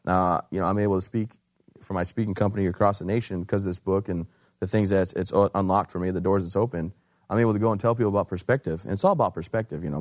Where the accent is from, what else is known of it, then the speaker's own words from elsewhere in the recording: Michigan, United States; moved away as an adult; also born or lived in Fort Bragg, North Carolina; I'm from Michigan originally.